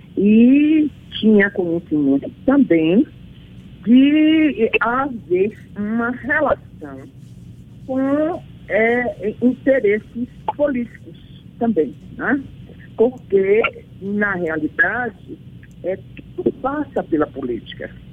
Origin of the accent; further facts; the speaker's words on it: Bahia, Brazil; como baiana